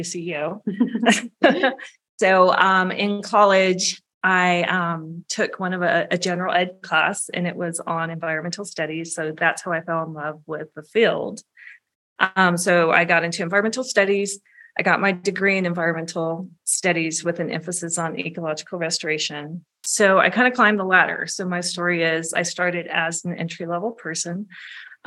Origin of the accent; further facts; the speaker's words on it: San Jose, California, United States; I am from the San Jose area